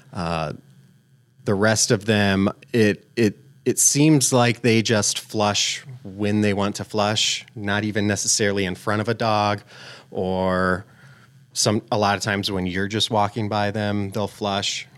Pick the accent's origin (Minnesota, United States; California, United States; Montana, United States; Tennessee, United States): Minnesota, United States; Albert Lea; also born or lived in Florida; now in central Minnesota, United States; Originally from Florida, uh, but I moved to Minnesota, in southern Minnesota, Albert Lee area when I was five years old.